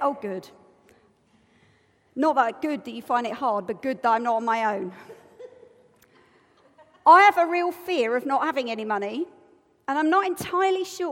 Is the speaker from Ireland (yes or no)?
no; United Kingdom; I'm British.